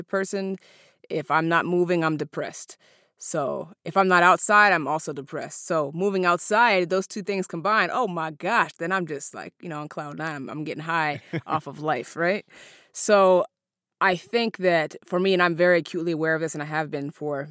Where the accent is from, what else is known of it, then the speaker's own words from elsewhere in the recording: Seattle, Washington, United States; also born or lived in Alaska; My brother and I were raised in Seattle. We were born in Alaska.